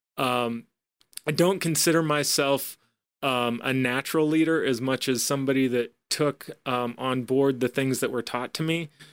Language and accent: English; Iowa, United States; moved away; I'm, I'm originally from Iowa, uh, grew up in kind of, uh, you know, a smaller